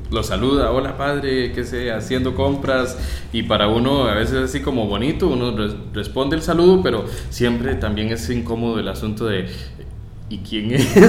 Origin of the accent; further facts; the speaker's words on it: Atenas, Alajuela, Costa Rica; also born or lived in La Uruca, San José; mi infancia se desarrolló en Atenas. Sí, en en Boquerón de Atenas.